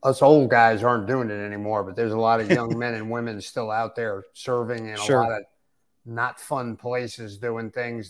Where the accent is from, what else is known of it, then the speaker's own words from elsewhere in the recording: Westchester County, New York, United States; moved away as an adult; also born or lived in southeastern United States; now in Michigan, United States; I grew up right outside New York City in Westchester County, just north of the city